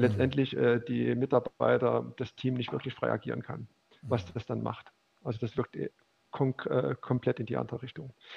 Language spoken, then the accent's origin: German; Leipzig, Saxony, Germany; dann bin ich wieder zurück nach Leipzig gekommen, weil ich bin Leipziger